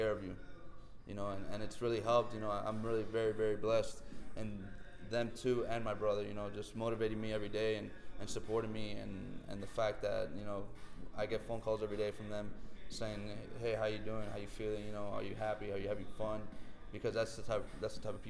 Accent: Miami, Florida, United States; staying home and playing for my hometown.

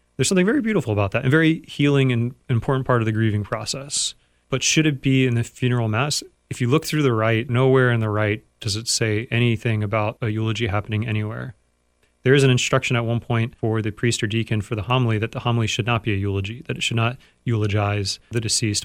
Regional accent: United States

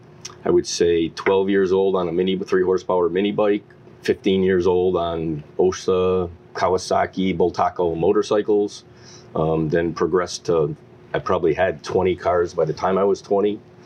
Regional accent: East Longmeadow, Massachusetts, United States; Came back to East Longmeadow. Have never lived more than 1 mile from where I originally came home.

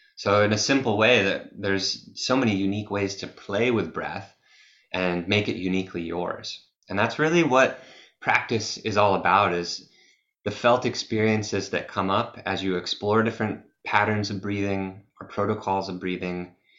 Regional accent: Massachusetts, United States; I'm from Massachusetts in the USA, and I grew up in nature as a as a kid

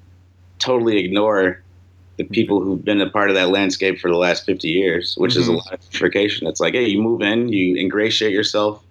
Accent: Chicago, Illinois, United States; moved away; I am from the North side of Chicago

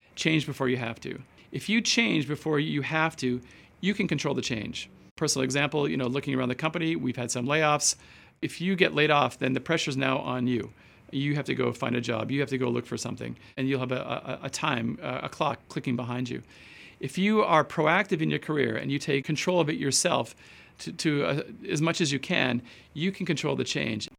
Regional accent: Edmonton, Alberta, Canada; moved away as an adult; also born or lived in Osaka, Japan / Tokyo, Japan / Arkansas, United States / London, United Kingdom; now in Los Angeles, United States; I started out growing up in Alberta, Canada

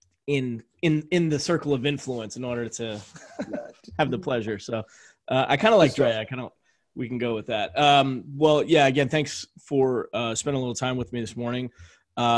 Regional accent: St. Louis, Missouri, United States; I'm from St. Louis

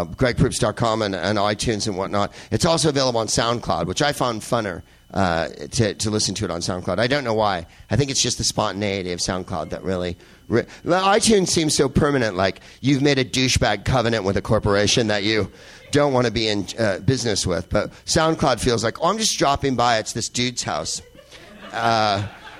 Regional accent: San Carlos, California, United States; I grew up in San Carlos, California, which is the whitest place on the face of Earth

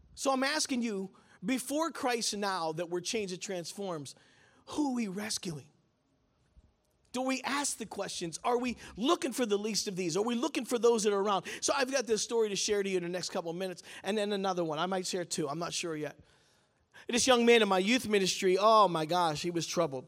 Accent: Pittsburgh, Pennsylvania, United States; I'm from Pittsburgh

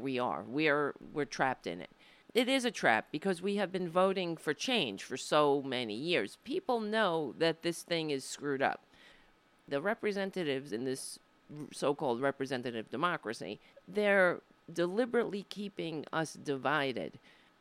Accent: United States; I was born here in the United States, not in Ireland

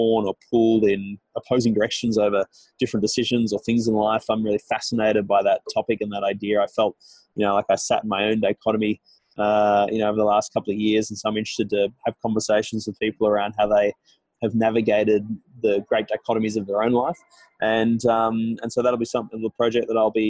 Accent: Australia; moved away as an adult; now in Toronto, Canada; as an Australian in Toronto

